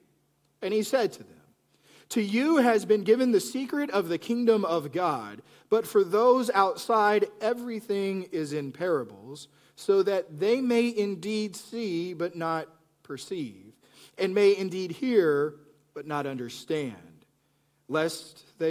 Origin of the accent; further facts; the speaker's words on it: Plainview, Texas, United States; moved away; I grew up in Plainview, Texas.